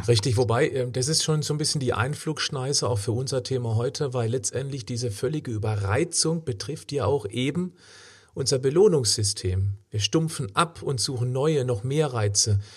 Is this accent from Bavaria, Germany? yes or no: no; Freiburg, Baden-Württemberg, Germany; in meiner Heimatstadt Freiburg